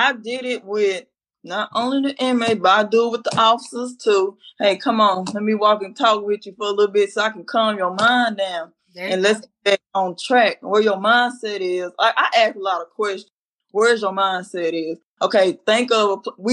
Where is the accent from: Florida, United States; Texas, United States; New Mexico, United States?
Texas, United States; Dallas; this is my hometown, so I'm used to Dallas